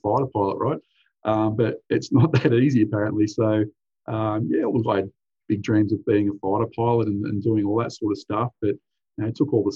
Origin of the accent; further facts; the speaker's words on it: Central Coast, New South Wales, Australia; also born or lived in Hunter Valley, New South Wales; I grew up primarily on the central coast of New South Wales. Moved here in 1986.